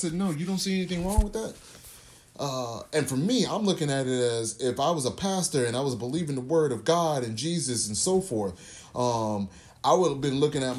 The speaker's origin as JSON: {"language": "English", "region": "the South", "country": "United States", "tie": "born or raised there", "said": "I grew up in the South. Went to church a whole lot."}